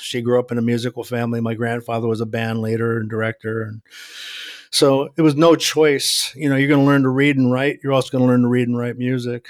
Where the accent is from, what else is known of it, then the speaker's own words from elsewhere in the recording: New England, United States; moved away as an adult; now in New Jersey, United States; I live in New Jersey now, but I grew up in New England